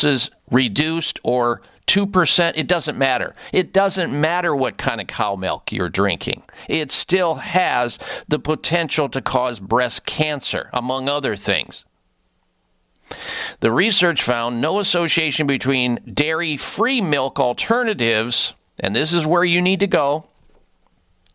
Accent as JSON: {"language": "English", "region": "Midwest", "country": "United States", "tie": "born or raised there", "said": "growing up in the Midwest"}